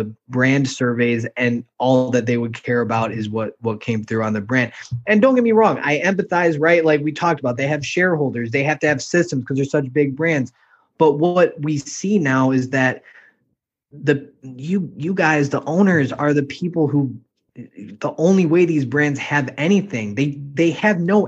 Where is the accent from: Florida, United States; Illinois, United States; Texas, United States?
Illinois, United States; Chicago; I'm from Chicago, but I've never been there